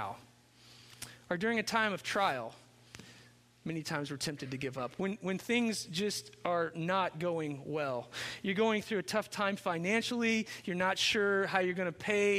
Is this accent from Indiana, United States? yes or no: yes; Chandler, Indiana, United States; moved away as an adult; also born or lived in Cincinnati, Ohio; I grew up in Chandler, Indiana, which is a town of one stoplight